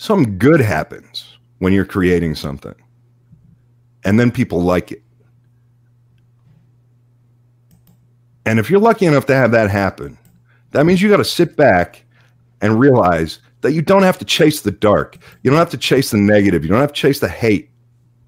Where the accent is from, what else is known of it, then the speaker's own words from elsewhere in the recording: Pittsburgh, Pennsylvania, United States; I grew up in Pittsburgh